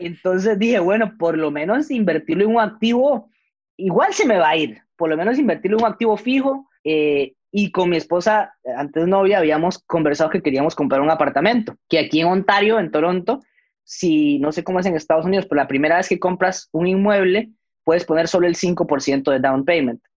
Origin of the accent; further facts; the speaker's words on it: Costa Rica; Yo, yo nací allá, mis papás son peruanos, pero yo nací en Costa Rica